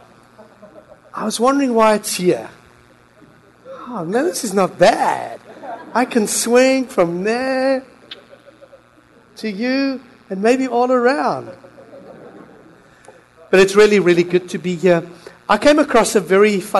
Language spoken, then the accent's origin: English; Philippines; now in Christchurch, New Zealand; I am Filipino